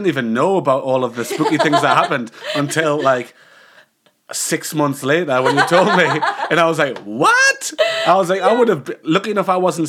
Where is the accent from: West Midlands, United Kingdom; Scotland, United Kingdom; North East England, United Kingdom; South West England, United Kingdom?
North East England, United Kingdom; accent: twang; I'm from the northeast of England, so I've got a bit of a twang